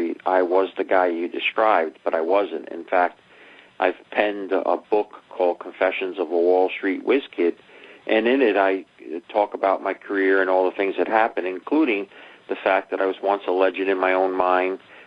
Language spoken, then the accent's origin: English; New York City, New York, United States; Growing up in the Bronx, didn't finish high school.